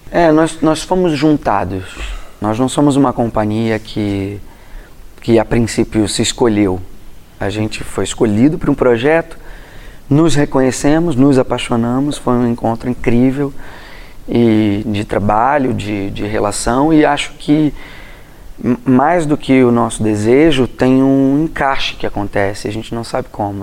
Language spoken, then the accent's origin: Portuguese; Rio de Janeiro, Brazil; Eu sou um cara que veio de Jacarepaguá, Praça Seca, Rio de Janeiro, subúrbio do Rio